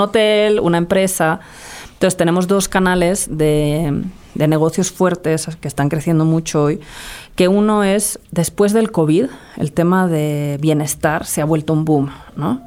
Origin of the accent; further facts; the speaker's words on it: Madrid, Community of Madrid, Spain; moved away as an adult; also born or lived in United States; now in Mexico; yo crecí en Madrid